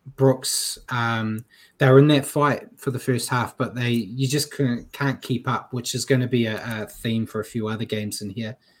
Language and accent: English; New Zealand; I'm a Kiwi